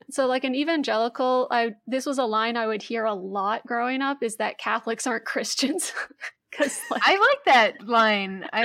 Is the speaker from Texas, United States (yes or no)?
yes; Texas, United States; because I'm from Texas.